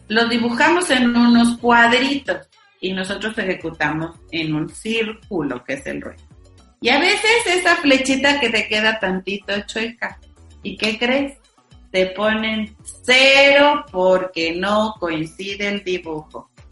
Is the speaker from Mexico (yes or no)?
yes; Mexico; orgullosos de ser mexicanos